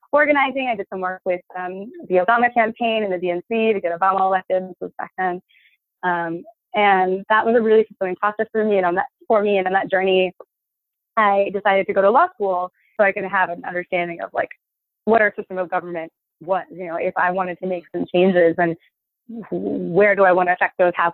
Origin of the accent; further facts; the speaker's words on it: Hartford, Connecticut, United States; moved away as an adult; also born or lived in New York; the journey begins in Connecticut, where I'm from. I'm from Hartford, Connecticut